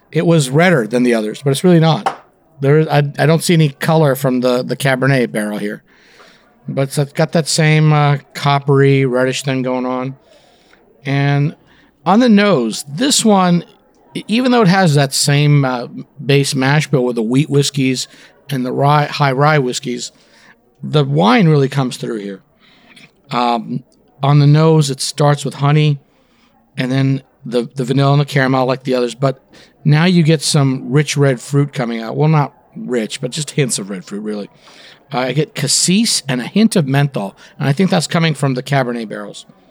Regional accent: Florida, United States; born or raised there; also born or lived in India / Canada

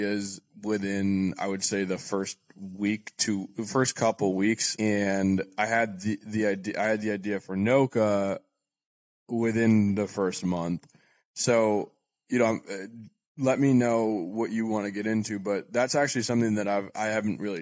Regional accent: Portland, Maine, United States; moved away as an adult; also born or lived in New Hampshire / South Boston; now in Boston, United States; I was born and raised in Portland, Maine, and I went to college in New Hampshire, but I'm based in South Boston now

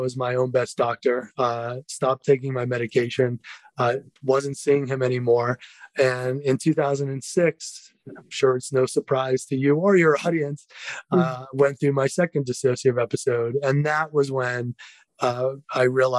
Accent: East Coast, about 45 minutes south of Boston, Massachusetts, United States; moved away as an adult; also born or lived in New York; now in Colorado, United States; I grew up on the East Coast, about 45 minutes south of Boston

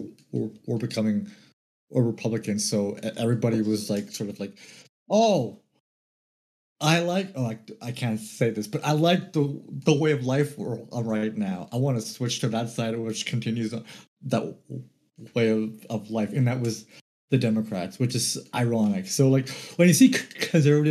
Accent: Canada; we're Canadians

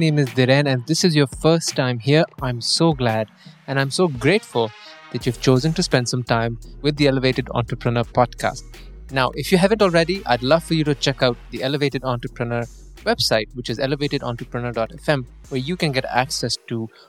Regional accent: Toronto, Ontario, Canada; moved away; I'm from Toronto. I stayed in Toronto for about 16 years

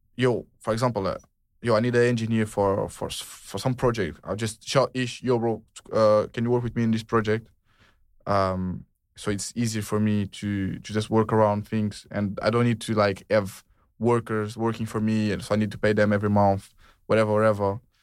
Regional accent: Portugal; moved away as an adult; now in United Kingdom; I'm from Portugal. In Portuguese, we say ….

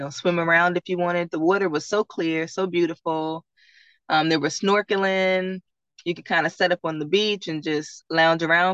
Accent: Virginia, United States; I'm born and raised in Virginia

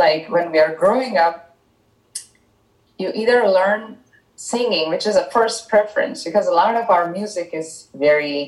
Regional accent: Mysore, Karnataka, India; first language Tamil; English is a second language; now in Chicago, United States; I was born and brought up in India in a small town in southern India called Mysore

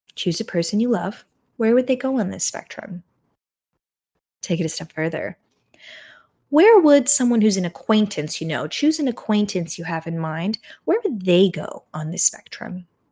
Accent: United States; as an American

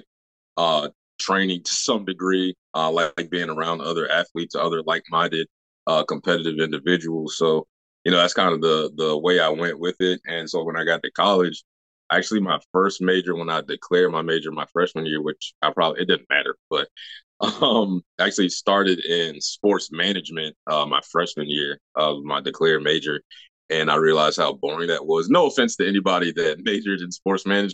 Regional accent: Virginia, United States; I'm from Toledo, Virginia. Which is right outside of Williamsburg, Virginia

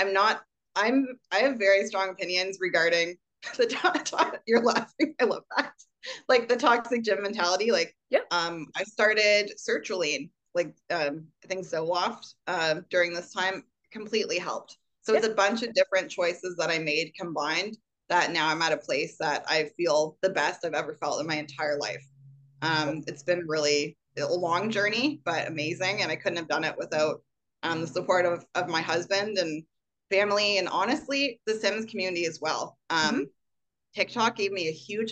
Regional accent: Canada; as a Canadian

